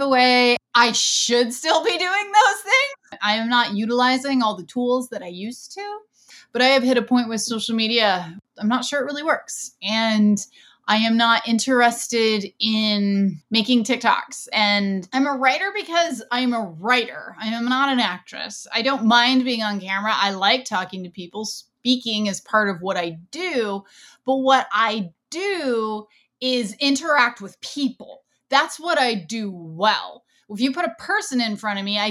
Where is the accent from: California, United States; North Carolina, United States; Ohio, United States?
Ohio, United States; my hometown here in Ohio